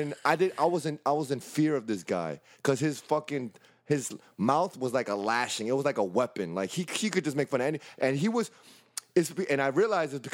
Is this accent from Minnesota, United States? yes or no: no; New York City, New York, United States; I grew up in the Bronx